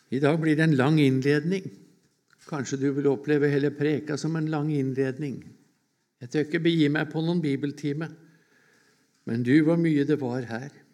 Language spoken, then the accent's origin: Norwegian; Årnes, Akershus, Norway; hjemme på Årnes